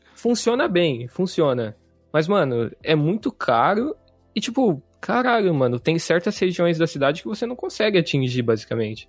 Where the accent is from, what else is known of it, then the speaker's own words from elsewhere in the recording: Campo Grande, Mato Grosso do Sul, Brazil; moved away as an adult; now in Canada; eu sou de Campo Grande